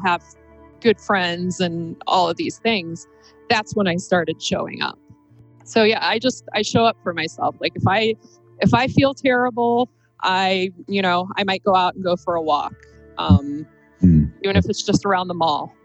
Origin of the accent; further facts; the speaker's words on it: Akron, Ohio, United States; I grew up right around the corner from Rolling Acres Mall